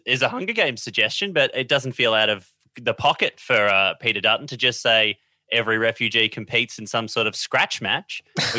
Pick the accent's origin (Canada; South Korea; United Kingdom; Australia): Australia; I'm not a huge tennis fan. I'm an Australian tennis fan.